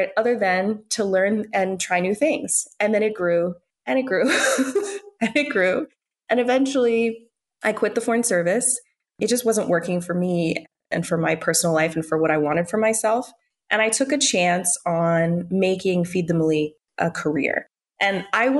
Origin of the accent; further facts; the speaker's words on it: United States; I grew up in the United States. I am an American woman